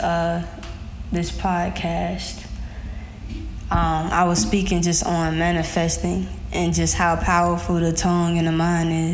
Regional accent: Miami, Florida, United States; I am from Miami. So I got a rep home team.

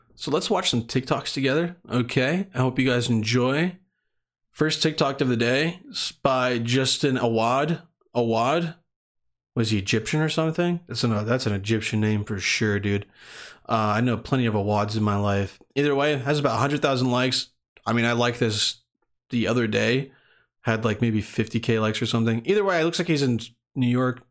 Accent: Bosnia & Herzegovina; moved away; where I was born or where I was, where I was growing up in Bosnia

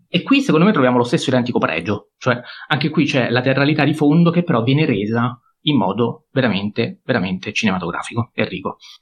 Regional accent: Pescara, Abruzzo, Italy; io anche da pescarese

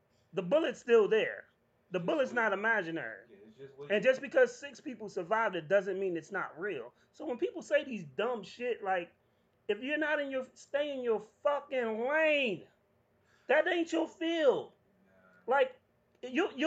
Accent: New York, United States; born or raised there

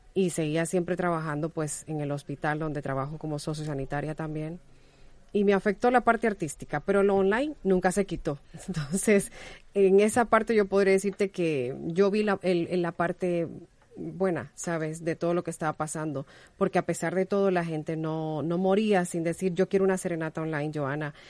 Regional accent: Honduras; now in Spain; yo soy hondureña

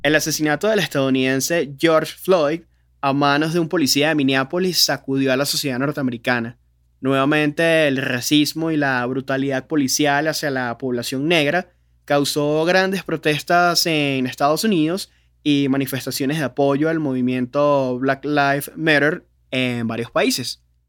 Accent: Venezuela; cómo somos los venezolanos

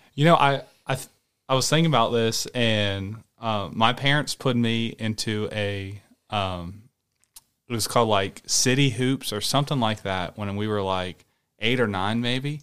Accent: Rock Hill, South Carolina, United States; moved away; I'm from Rock Hill, which is a South Carolina

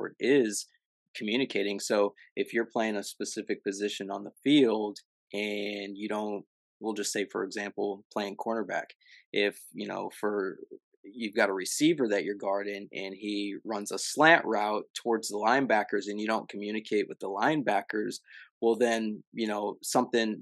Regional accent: Illinois, United States; I'm from Illinois

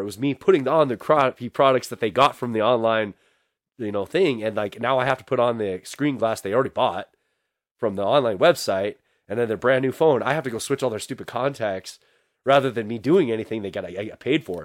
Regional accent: Billings, Montana, United States; I'm from Billings, Montana.

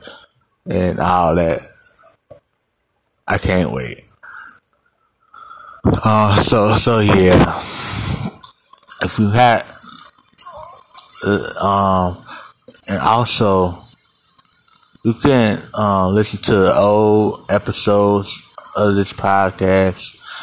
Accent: Cincinnati, Ohio, United States; I'm from Cincinnati

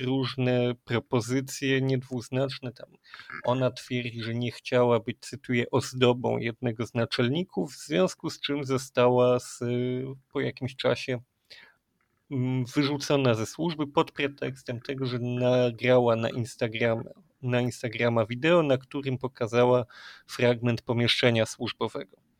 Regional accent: Kraków, Lesser Poland, Poland; My jesteśmy z Krakowa

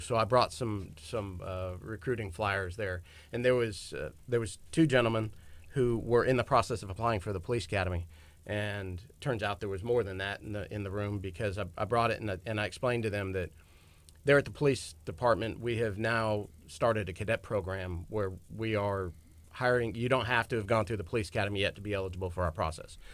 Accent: Galveston, Texas, United States; originally from Galveston

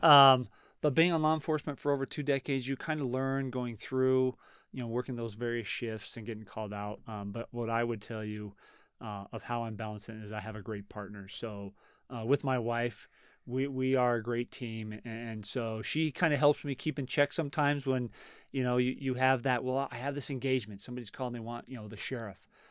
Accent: Reno, Nevada, United States; born or raised there

